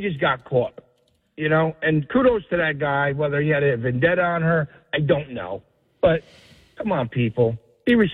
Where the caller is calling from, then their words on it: Colts Neck, New Jersey, United States; from Colts Neck.